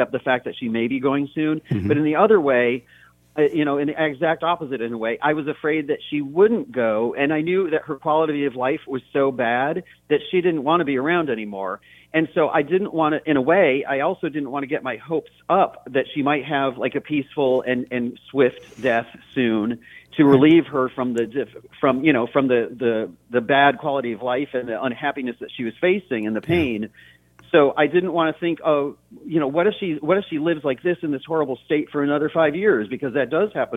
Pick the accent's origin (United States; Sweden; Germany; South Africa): United States; Brockport, New York; I was born and raised in Western New York State, between the cities of Rochester and Buffalo, in a little town called Brockport.